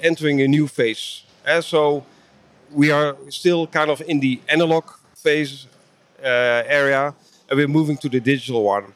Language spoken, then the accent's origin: English; Netherlands; I'm from the Netherlands, Europe